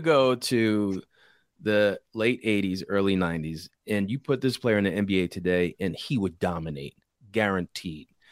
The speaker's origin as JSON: {"language": "English", "town": "Philadelphia", "region": "Pennsylvania", "country": "United States", "tie": "born or raised there", "said": "I grew up around Philly."}